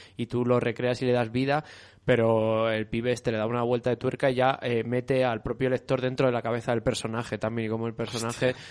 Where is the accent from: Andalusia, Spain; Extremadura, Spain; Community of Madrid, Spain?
Community of Madrid, Spain